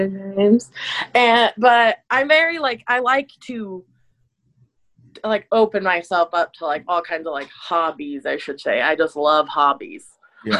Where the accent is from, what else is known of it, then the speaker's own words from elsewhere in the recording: Illinois, United States; I was born in Illinois